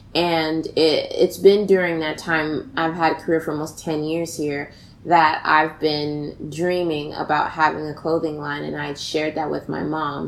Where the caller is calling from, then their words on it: New York City, New York, United States; I am calling from the Bronx, New York